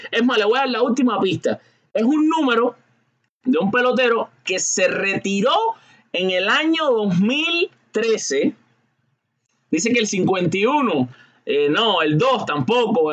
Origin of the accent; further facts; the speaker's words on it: Cuba; al igual que yo soy cubano